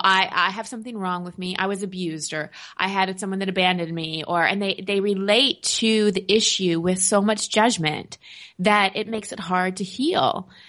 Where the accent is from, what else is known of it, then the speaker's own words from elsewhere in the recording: Texas, United States; growing up in Texas